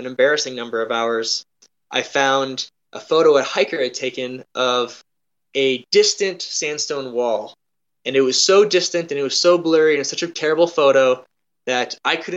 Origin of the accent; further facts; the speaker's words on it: North Dakota, United States; moved away; I moved away from North Dakota